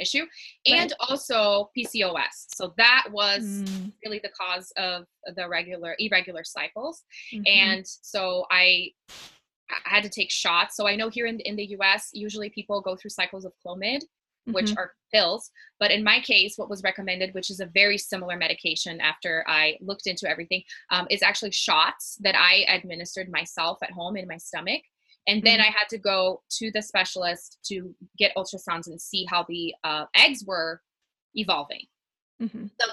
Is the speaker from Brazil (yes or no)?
yes; Brazil; moved away as an adult; now in Colorado, United States; I'm originally from Brazil, born and raised, eventually married an American husband and moved to Colorado